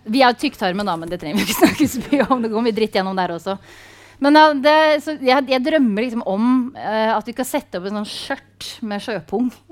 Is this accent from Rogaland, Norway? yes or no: no; Sarpsborg, Østfold, Norway; jeg er jo fra Sarpsborg